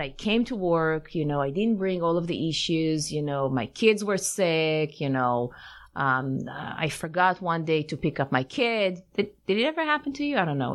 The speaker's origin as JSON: {"language": "English", "town": "Tel Aviv", "region": "Tel Aviv District", "country": "Israel", "tie": "born or raised there", "also_born_or_lived": "Paris, France", "moved": "yes", "said": "I grew up in Tel Aviv in mm-hmm. in Israel"}